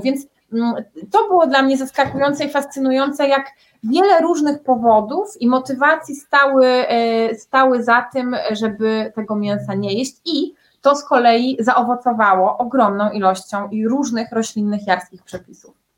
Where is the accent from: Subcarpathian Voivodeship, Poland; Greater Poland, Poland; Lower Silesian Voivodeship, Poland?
Lower Silesian Voivodeship, Poland; Wrocław; ja pochodzę z Wrocławia